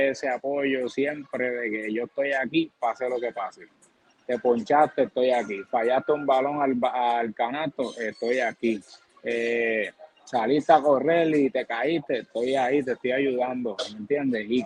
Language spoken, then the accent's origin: Spanish; Boston, Massachusetts, United States; born there; Y de la americana, pues los Red Sox, porque soy nacido en Boston. Allá.